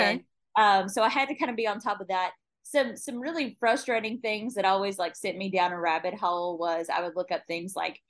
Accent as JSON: {"language": "English", "region": "Kentucky", "country": "United States", "also_born_or_lived": "Phoenix, Arizona", "moved": "yes", "said": "I'm from Kentucky originally"}